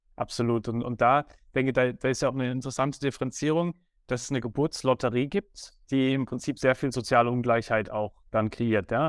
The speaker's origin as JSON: {"language": "German", "country": "Germany", "tie": "born or raised there", "said": "Ich bin in Deutschland aufgewachsen"}